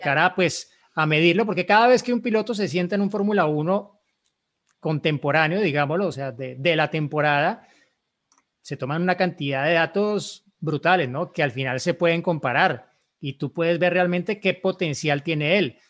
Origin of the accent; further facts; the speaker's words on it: Colombia; en Colombia, en mi país